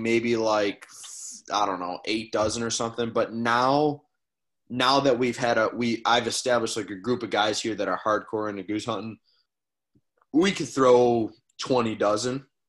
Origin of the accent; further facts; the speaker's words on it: New York, United States; Yeah, so I'm just outside of Buffalo. So I'm just a little bit west of Buffalo.